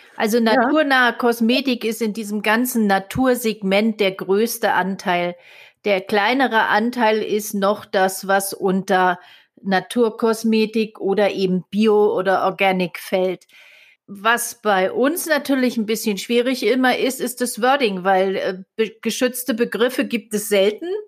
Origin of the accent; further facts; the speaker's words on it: Germany; bei uns in Deutschland